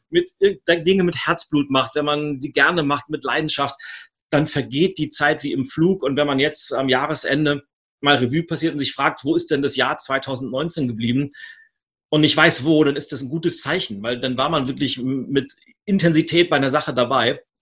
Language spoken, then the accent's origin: German; Switzerland; äh, als Schweizer muss ich das fragen, Berge oder Meer?